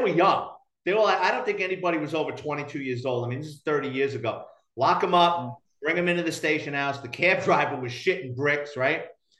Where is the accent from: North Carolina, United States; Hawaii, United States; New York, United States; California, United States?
New York, United States; New York City; now in Florida, United States; I grew up in Throgs Neck, and I went to high school in Parkchester.